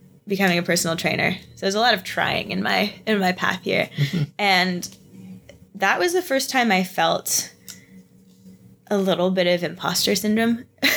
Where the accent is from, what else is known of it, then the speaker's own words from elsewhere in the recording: near London, Ontario, Canada; also born or lived in Toronto; I ended up moving back closer to my hometown. So I moved back to London area